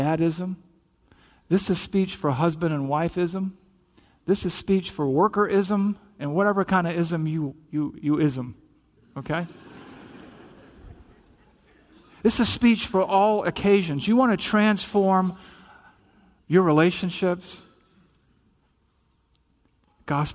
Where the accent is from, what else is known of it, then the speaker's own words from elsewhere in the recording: the South, United States; accent: Southern; I'm from the South, right? You probably picked up the accent here and there.